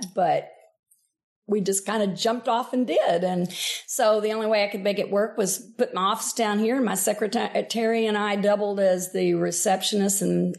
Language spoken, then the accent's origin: English; Jonesboro, Arkansas, United States; I am from Arkansas. I grew up in Northeast Arkansas in Jonesboro and spent most of my life there, although as I have alluded to previously, we moved as a child.